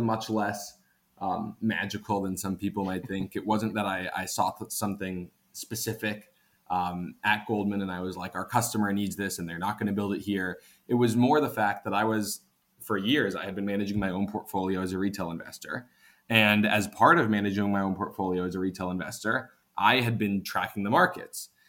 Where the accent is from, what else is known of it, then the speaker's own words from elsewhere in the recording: Washington, District of Columbia, United States; moved away as an adult; also born or lived in New York; actually grew up in the DC area